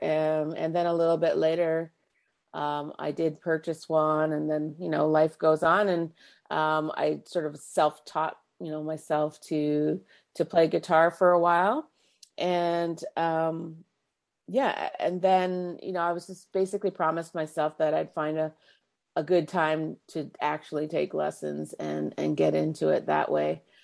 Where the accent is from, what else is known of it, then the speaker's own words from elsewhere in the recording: Markham, Ontario, Canada; also born or lived in Scarborough, Canada; now in Uxbridge, Canada; I grew up in Markham, born at Scarborough General. Um, spent most of my, you know, adolescent years in Markham.